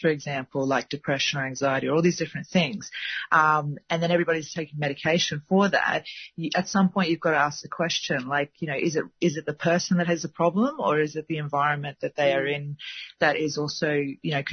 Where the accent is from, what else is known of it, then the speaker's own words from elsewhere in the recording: Gold Coast, Queensland, Australia; moved away; I was born on the Gold Coast